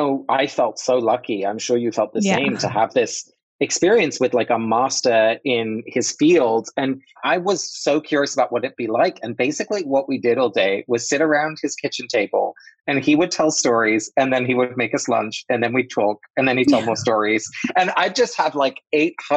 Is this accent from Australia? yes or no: no; England, United Kingdom; I grew up in England. My parents are both Dutch, but I was born in England